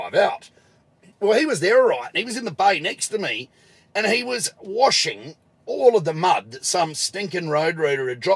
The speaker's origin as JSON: {"language": "English", "town": "Adelaide", "region": "South Australia", "country": "Australia", "tie": "born or raised there", "said": "in my home state, in my hometown, Adelaide now"}